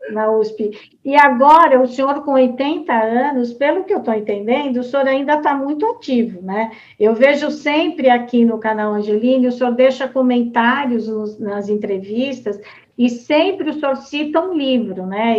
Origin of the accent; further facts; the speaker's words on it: Americana, São Paulo, Brazil; lá da minha cidade de Americana